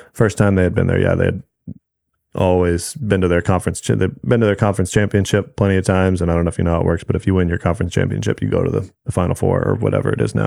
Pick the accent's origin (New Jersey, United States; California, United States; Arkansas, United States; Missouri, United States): California, United States; Newport Beach; I grew up in Newport Beach